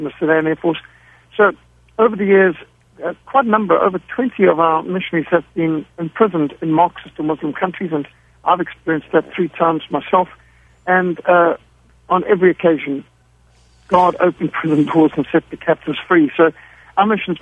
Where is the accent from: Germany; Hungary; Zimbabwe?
Zimbabwe; I was brought up in Rhodesia, what today is Zimbabwe. So we were at war from the time I was 5 years old. And so I grew up in a war environment.